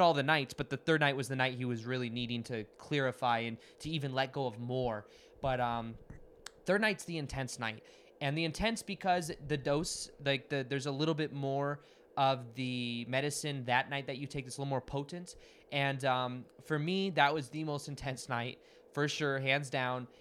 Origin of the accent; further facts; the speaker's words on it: Las Vegas, Nevada, United States; I'm from Las Vegas